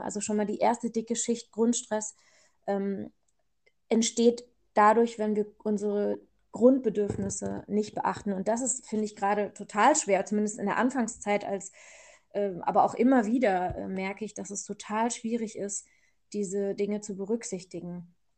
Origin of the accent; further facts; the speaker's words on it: Germany; ich bin ja hier aufgewachsen in Deutschland